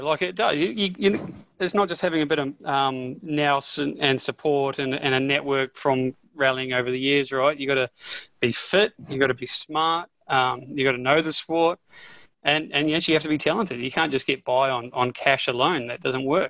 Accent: New Zealand; I'm a Kiwi

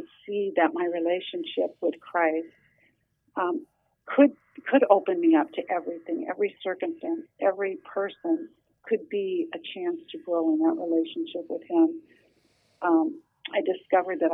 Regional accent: Nebraska, United States; also born or lived in central Minnesota; now in Minnesota, United States; I grew up in Nebraska

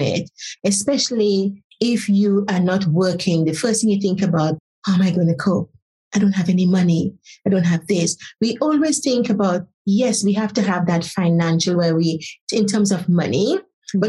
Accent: Saint Patrick, Grenada; also born or lived in Trinidad; now in United Kingdom; I was born in Grenada in a place called Setes, as a country, St. Patrick's. So it's a lovely little country, part of the country. Grew up on spices

